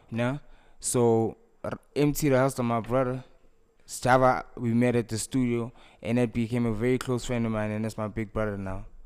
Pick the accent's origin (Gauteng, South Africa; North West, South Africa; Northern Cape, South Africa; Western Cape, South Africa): Gauteng, South Africa; Snake Park?; I was raised in Sanawane, that's my neighborhood